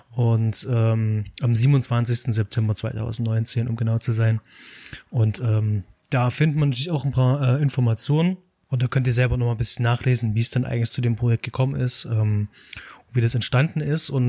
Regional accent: Leipzig, Saxony, Germany; Ich bin als Leipziger auf den Film gestoßen, weil Tom Straller ein Leipziger Filmemacher mhm. ist und da kommt man tatsächlich nicht drum rum.

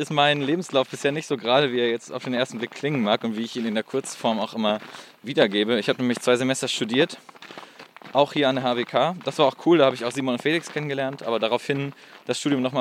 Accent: Geldern, North Rhine-Westphalia, Germany; Ich bin gebürtig aus Geldern

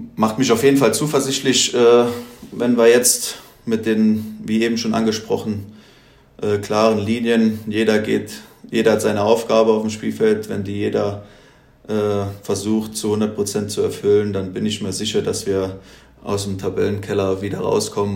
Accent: Völklingen, Saarland, Germany; moved away as an adult; now in Thuringia, Germany; ich komme ursprünglich aus Völklingen

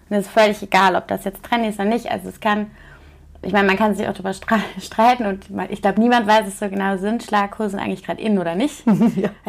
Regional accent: Cologne, North Rhine-Westphalia, Germany; Also wie gesagt, ich komme ja aus Köln

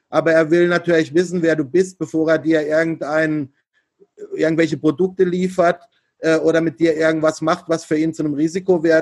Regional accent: Germany; ich komme halt einfach aus Deutschland und, und nicht äh, aus, aus Asien.

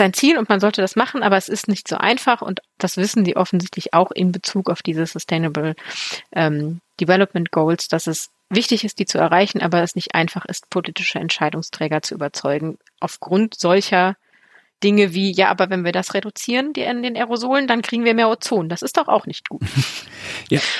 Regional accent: Germany; ich komme ja aus dem Braunkohlerevier

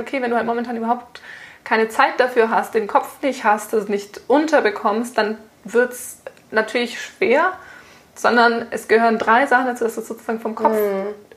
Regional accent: Germany; bei uns in Deutschland

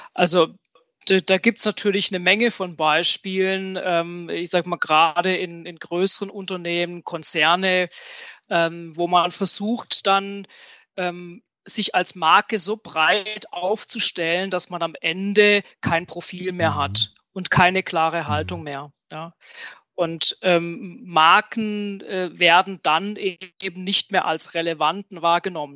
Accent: southwest Germany, Germany; ich komme hier aus dem Südwesten von Deutschland, ähm, bin dort zu Hause, wo der gute Wein wächst

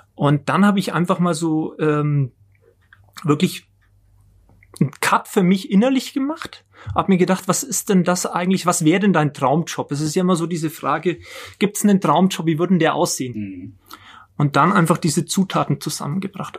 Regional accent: Nuremberg, Bavaria, Germany; ich bin, bin gebürtiger Nürnberger, hab hier, war hier in der Schule, habe hier studiert

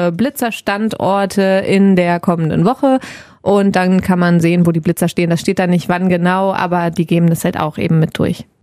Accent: Mettmann, North Rhine-Westphalia, Germany; now in Wuppertal, Germany; Ich bin in, in Mettmann aufgewachsen.

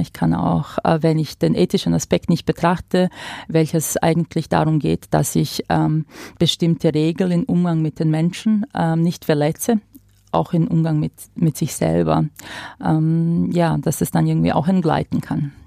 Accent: Croatia; now in Germany; ich komme aus Kroatien

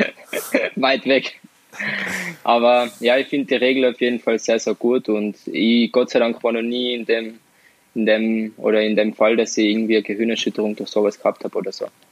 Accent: Tyrol, Austria; accent: Tirolerisch; bei uns in Tirol

